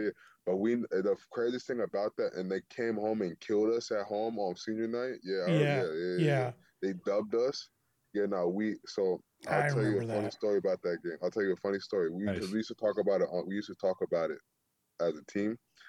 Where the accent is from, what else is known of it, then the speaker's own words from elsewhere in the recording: the South, United States; I come from the South. It's a lot rougher down there when it comes to playing physical.